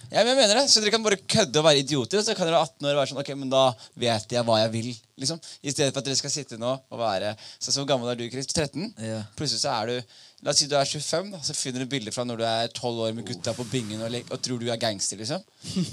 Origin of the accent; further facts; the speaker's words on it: Skien, Telemark, Norway; Jeg vokste opp i Skien.